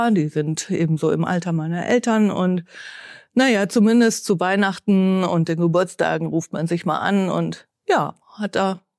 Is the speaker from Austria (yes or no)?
no; Bielefeld, North Rhine-Westphalia, Germany; also born or lived in Mutlangen, Ostalbkreis, Baden-Württemberg; wenn man ja. hier mit vier anfängt klar. und alles durchläuft, von Kita bis äh, Uni, dann ist man Bielefeld Gewächs, ob man es will oder nicht.